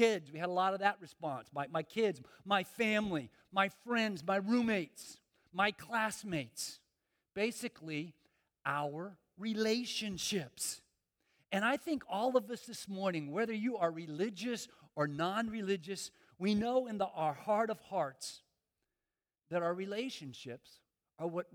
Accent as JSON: {"language": "English", "town": "Miami", "region": "Florida", "country": "United States", "said": "And I'm from Miami. I'm from South Florida"}